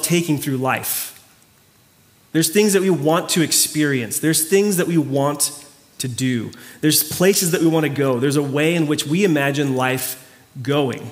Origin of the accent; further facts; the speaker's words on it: Mayagüez, Puerto Rico; moved away; My hometown is called Mayagüez